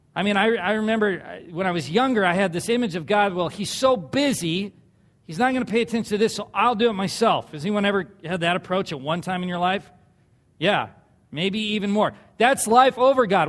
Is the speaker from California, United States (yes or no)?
yes; Southern California, United States; moved away; I grew up in Southern California